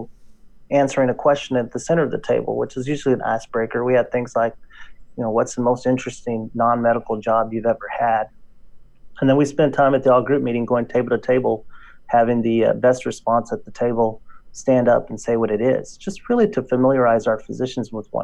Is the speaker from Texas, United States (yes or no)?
yes; West Texas, United States; accent: drawl; moved away as an adult; now in Northern California, United States; I went back home to my hometown in West Texas. In case you don't notice a drawl, that's why. I hear it. Yeah. I'm from Texas, born and raised.